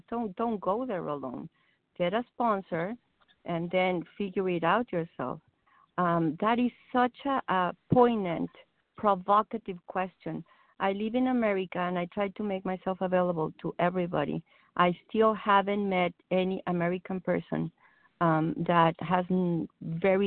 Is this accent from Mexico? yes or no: yes; Mexico; English is a second language; moved away as an adult; now in United States; I came to this country 20 years ago. I used to clean houses for a living. It's just, I'm a Mexican immigrant